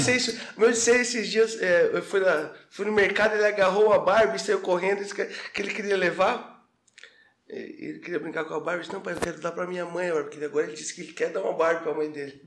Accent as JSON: {"language": "Portuguese", "town": "Armazém", "region": "Santa Catarina", "country": "Brazil", "tie": "born or raised there", "moved": "as an adult", "lives_now": "Florianópolis, Brazil", "said": "eu sou de Armazém. Armazém próximo a Tubarão"}